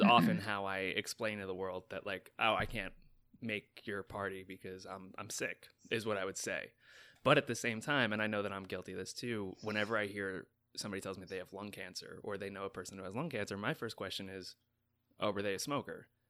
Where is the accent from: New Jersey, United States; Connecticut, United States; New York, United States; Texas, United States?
New York, United States; moved away as an adult; now in Los Angeles, United States; as a New Yorker coming to L